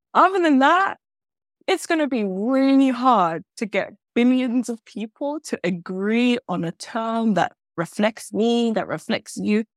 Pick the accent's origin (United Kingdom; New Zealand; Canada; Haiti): United Kingdom; London; moved away; I'm a Londoner. I came home to London to do my master's at SOAS